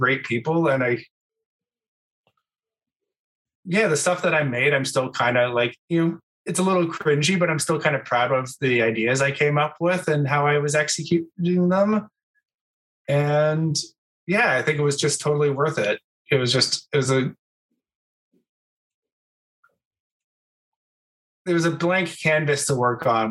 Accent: Vancouver Island, British Columbia, Canada; moved away as an adult; also born or lived in Ontario; now in Toronto, Canada; I went to high school in on Vancouver Island in a really small town, and then moved to Toronto because I'm originally from Ontario

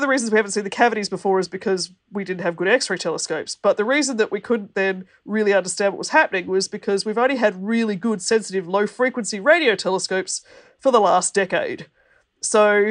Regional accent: Australia; I'm an Australian who happens to be in Australia at the moment.

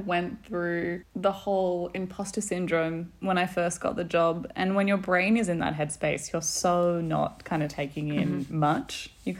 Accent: Melbourne, Victoria, Australia; moved away as an adult; also born or lived in Denmark / Germany / Italy; now in Gothenburg, Sweden; So I'm from Australia, Melbourne

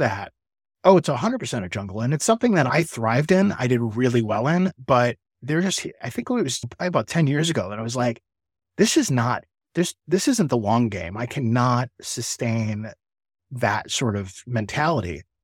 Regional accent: Chicago, Illinois, United States; moved away as an adult; also born or lived in Asheville, North Carolina; I'm from Chicago originally

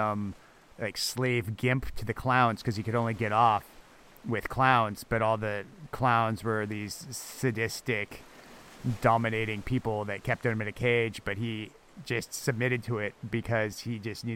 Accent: Fairfax, California, United States; I grew up in Fairfax, which is a small hippie town in California

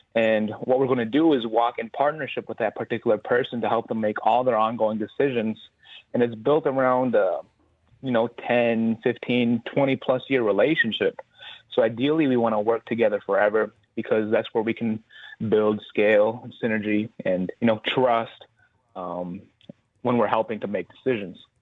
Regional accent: Black River Falls, Wisconsin, United States; I grew up in Black River Falls, Wisconsin

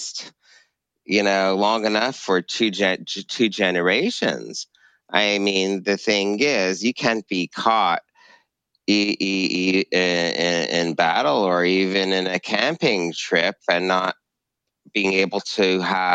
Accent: Montreal, Quebec, Canada; I grew up in Montreal

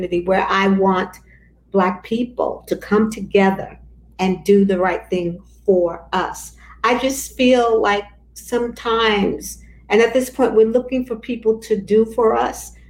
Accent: New York City, New York, United States; I grew up in Bedford-Stuyvesant.

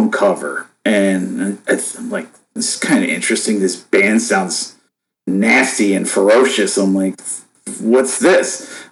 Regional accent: Buffalo, New York, United States; I was born and raised in Buffalo, New York

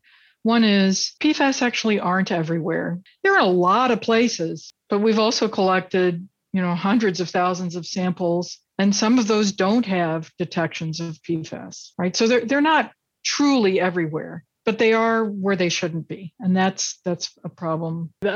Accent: Kentucky, United States; I grew up in Kentucky

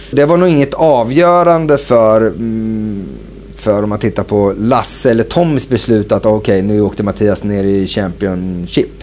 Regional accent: Sweden; moved away as an adult; also born or lived in Copenhagen, Denmark / Norwich, England; vi svenskar

